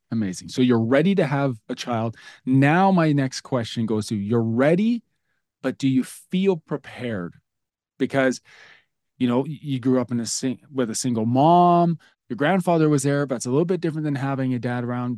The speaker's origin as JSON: {"language": "English", "region": "Alberta", "country": "Canada", "tie": "born or raised there", "said": "as a Canadian kid growing up in the Alberta, Canada"}